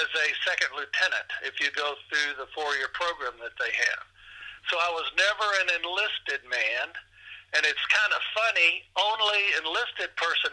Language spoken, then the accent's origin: English; Bowling Green, Kentucky, United States; also born or lived in Madisonville, Kentucky; now in Henderson, United States; I grew up in Bowling Green, Kentucky